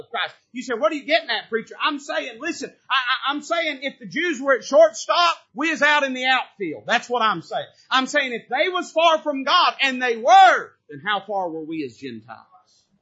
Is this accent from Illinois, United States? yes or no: no; Tennessee, United States; I was born in Tennessee, I was raised in Tennessee